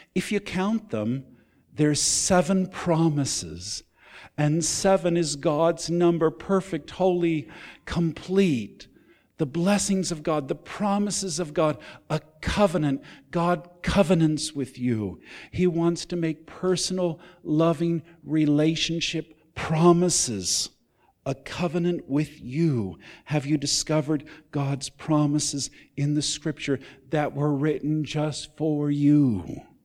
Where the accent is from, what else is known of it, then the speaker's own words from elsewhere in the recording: California, United States; moved away as an adult; also born or lived in Texas / Nevada; I grew up mostly in California. I consider that home. I'm a Californian